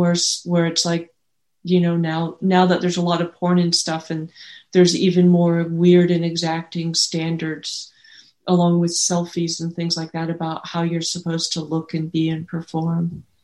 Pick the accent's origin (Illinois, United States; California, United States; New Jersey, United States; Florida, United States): California, United States; the Bay Area; I grew up in the Bay Area